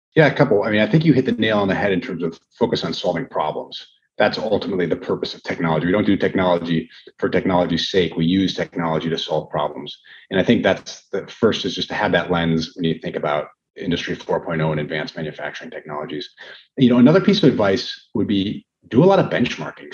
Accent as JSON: {"language": "English", "town": "Brookfield", "region": "Wisconsin", "country": "United States", "tie": "born or raised there", "said": "I grew up with going to high school in Brookfield"}